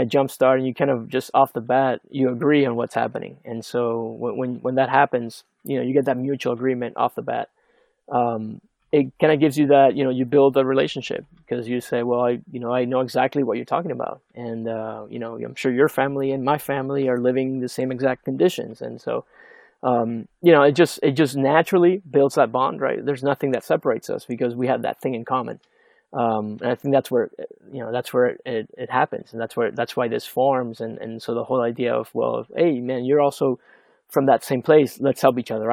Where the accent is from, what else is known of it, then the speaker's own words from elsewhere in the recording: Venezuela; moved away as an adult; I grew up in Venezuela